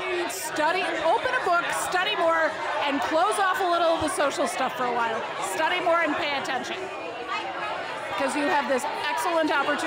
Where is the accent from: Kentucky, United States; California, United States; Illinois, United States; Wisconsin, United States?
Wisconsin, United States; Milwaukee; I grew up in Milwaukee.